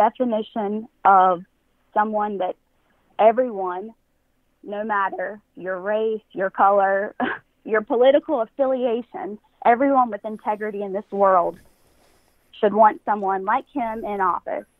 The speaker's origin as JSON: {"language": "English", "region": "North Carolina", "country": "United States", "said": "I'm from North Carolina"}